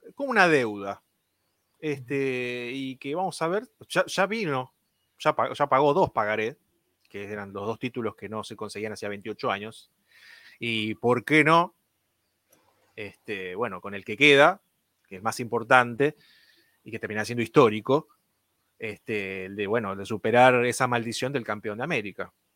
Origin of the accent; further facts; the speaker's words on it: Argentina; como argentino